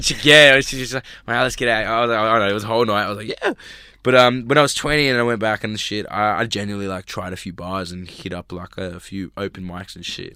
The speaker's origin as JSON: {"language": "English", "town": "Sydney", "region": "New South Wales", "country": "Australia", "tie": "born or raised there", "also_born_or_lived": "Los Angeles, United States", "said": "I grew up in Australia"}